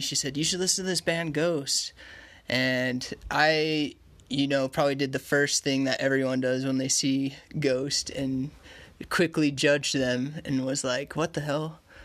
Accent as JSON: {"language": "English", "region": "Utah", "country": "United States", "tie": "born or raised there", "said": "I grew up here in Utah, and I grew up in the uh, Mormon church"}